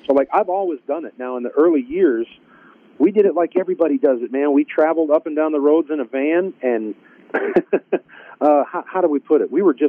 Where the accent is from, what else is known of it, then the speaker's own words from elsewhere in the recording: New England, United States; Yeah, you know, I found that growing up in New England, there was actually quite a lot of bluegrass music.